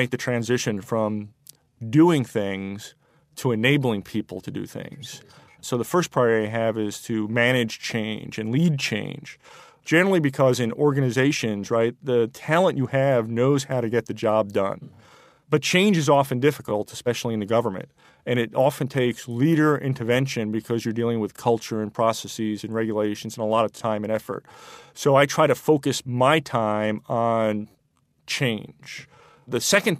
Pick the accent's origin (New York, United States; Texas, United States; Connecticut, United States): New York, United States; moved away as an adult; I'm originally from New York.